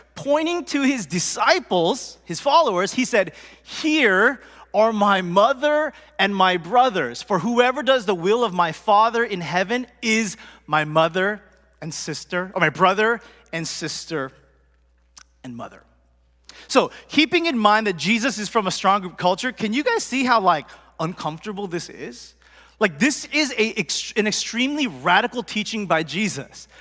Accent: United States; I was born here, but my parents and my family, they're first generation, they're strong group, but I grew up in America

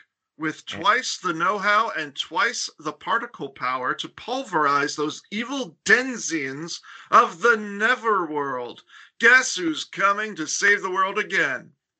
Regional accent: Florida, United States; moved away as an adult; also born or lived in Massachusetts; There's many words that I don't pronounce well because, like, I grew up in Florida

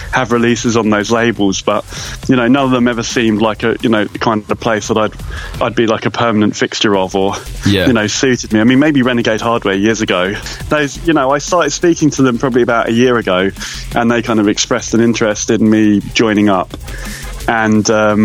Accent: Brighton, South East England, United Kingdom; Brighton, which is my hometown

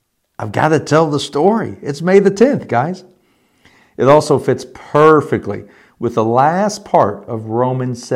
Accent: Elizabethtown, Kentucky, United States; moved away; also born or lived in Richmond, Indiana; I had been baptized as a 12-year-old, maybe 13-year-old confirmand in a United Methodist Church in E-Town, Kentucky

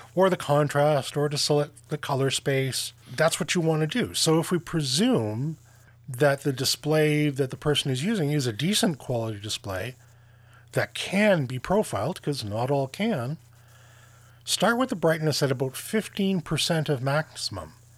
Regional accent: Canada; I'm Canadian.

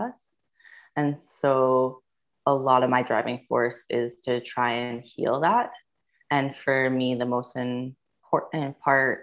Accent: British Columbia Yukon border, Canada; now in Vancouver, Canada; I'm originally from the British Columbia Yukon border, or as we will call it, Delu

